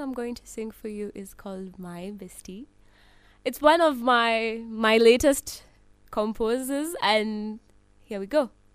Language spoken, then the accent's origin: English; Nairobi, Kenya; I was born in Nairobi